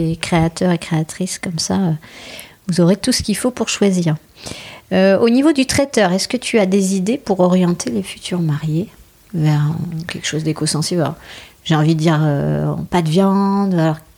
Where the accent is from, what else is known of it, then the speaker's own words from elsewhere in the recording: Bordeaux, Nouvelle-Aquitaine, France; on est de Bordeaux